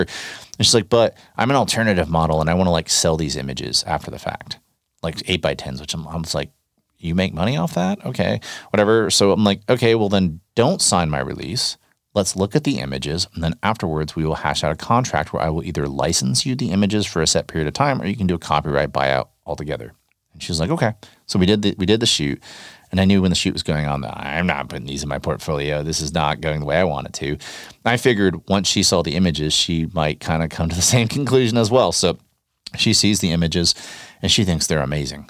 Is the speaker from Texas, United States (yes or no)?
yes; North Texas, United States; I grew up in North Texas